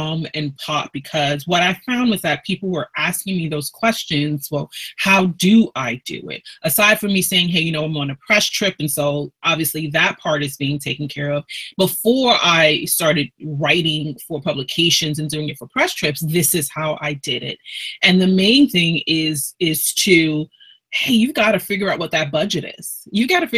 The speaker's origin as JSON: {"language": "English", "town": "New York City", "region": "New York", "country": "United States", "tie": "born or raised there", "said": "I'm from Brooklyn originally. Born and raised there"}